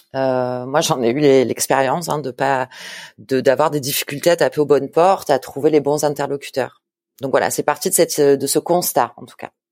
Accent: a small village 30 km from Marseille, Provence-Alpes-Côte d'Azur, France; J'ai grandi à Marseille, dans un petit village à 30 km de Marseille

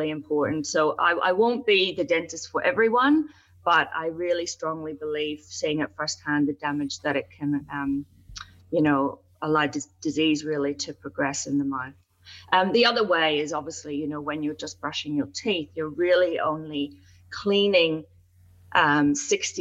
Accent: Ireland; also born or lived in United Kingdom; I'm from Ireland, as you know, and I did work in the UK

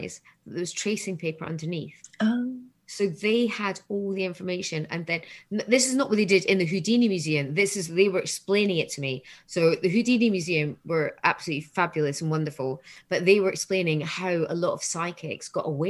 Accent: Scotland, United Kingdom; I'm Scottish

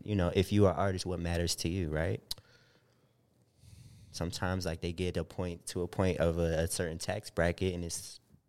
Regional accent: East Coast, United States; born there; now in Los Angeles, United States; You know, I was born on the East Coast.

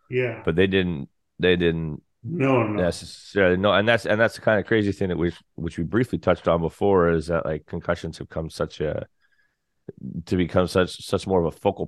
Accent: Canada; now in St. John's, Canada; I'm a Canadian country artist. I still play around the scene, of course, in St. John's

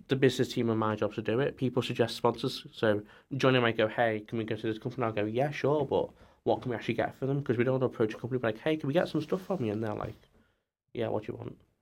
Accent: near Liverpool, North West England, United Kingdom; I'm from The Whittle, which is near Liverpool

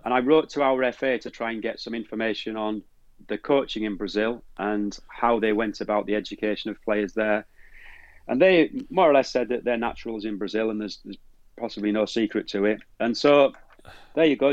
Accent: Teesside, North East England, United Kingdom; moved away; also born or lived in Leeds; I'm from Teesside

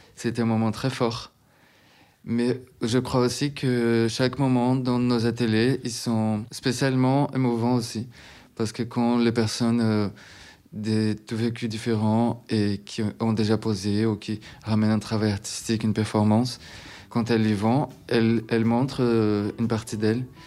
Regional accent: Recife, Pernambuco, Brazil; French is a second language; moved away as an adult; now in France; Je viens de Recife, au Brésil, une ville au nord-est du Brésil

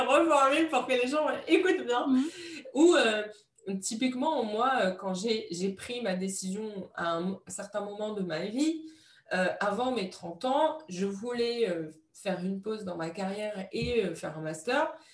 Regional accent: Morocco; j'ai, j'ai grandi au Maroc

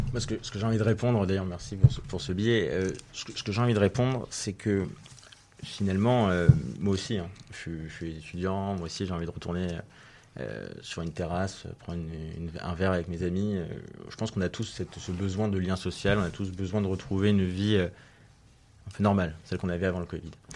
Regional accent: Levallois-Perret, Île-de-France, France; j'ai été élu l'année dernière conseiller municipal dans la ville où je suis né à Levallois, euh, où je vis aussi

